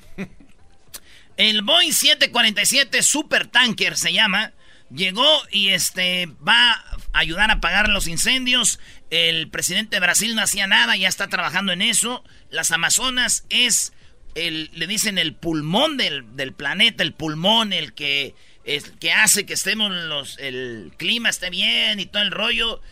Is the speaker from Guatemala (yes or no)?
no; Mexico; now in United States